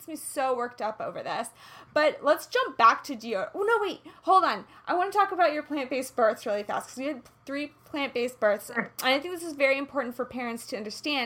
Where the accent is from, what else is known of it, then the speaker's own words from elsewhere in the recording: Kansas City, Kansas, United States; I'm from Kansas